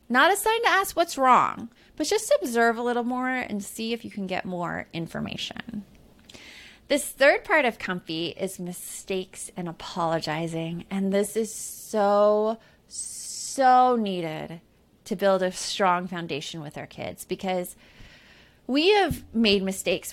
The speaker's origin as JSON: {"language": "English", "town": "Tucson", "region": "Arizona", "country": "United States", "tie": "born or raised there", "said": "growing up in Tucson, Arizona."}